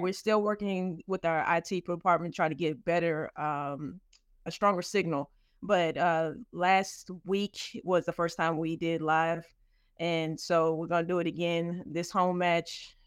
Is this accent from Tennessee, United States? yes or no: yes; Nashville, Tennessee, United States; I'm from Nashville, Tennessee